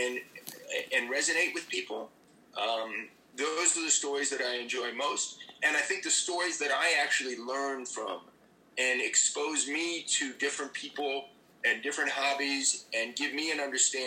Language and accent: English; New York City, New York, United States; also born or lived in Washington, D.C. / Miami; I lived there till I was 9, till we moved back to New York